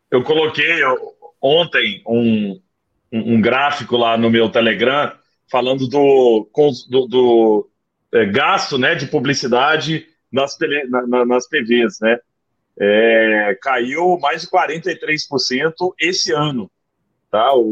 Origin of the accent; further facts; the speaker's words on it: Araguari, Minas Gerais, Brazil; eu sou de Araguari, né, do Triângulo Mineiro.